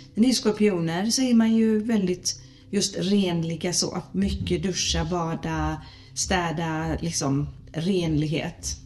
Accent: Gothenburg, Västra Götaland, Sweden; är jag född i Göteborg

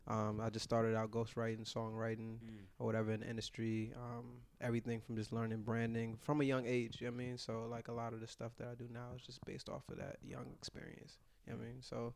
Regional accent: Virginia, United States; I mean, in Virginia, it's, like, nothing there. You know what I mean? It's, like, zero. Like empty streets, like, trees and shit.

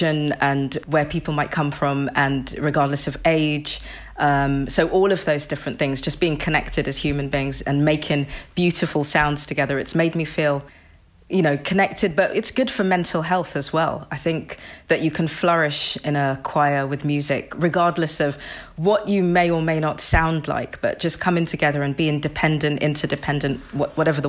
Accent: London, United Kingdom; I'm from London, Southeast London.

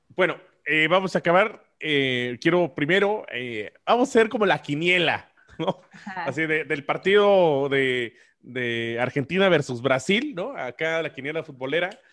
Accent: Mexico; como mexicanos

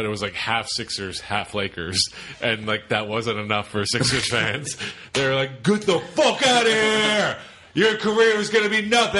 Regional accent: Philadelphia, Pennsylvania, United States; I'm from Philly.

